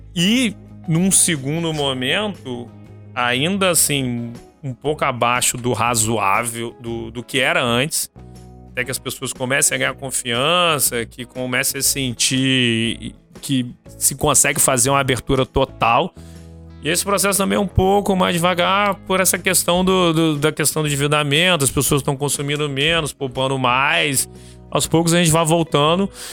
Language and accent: Portuguese; Vitória, Espírito Santo, Brazil; also born or lived in Rio de Janeiro; eu sou de Vitória, cresci aqui, estudei aqui até antes da faculdade, fui pro Rio